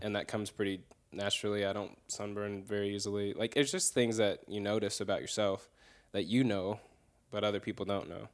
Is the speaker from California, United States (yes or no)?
yes; the Bay Area, California, United States; moved away as an adult; now in North Carolina, United States; I'm from the Bay Area